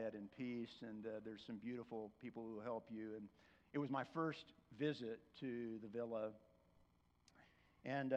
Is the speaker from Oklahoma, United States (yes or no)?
yes; Oklahoma, United States; I'm from Oklahoma